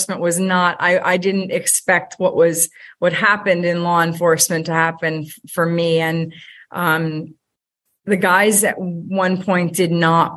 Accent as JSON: {"language": "English", "town": "Allentown", "region": "Pennsylvania", "country": "United States", "tie": "born or raised there", "said": "I grew up in Allentown, Pennsylvania, by a single mom"}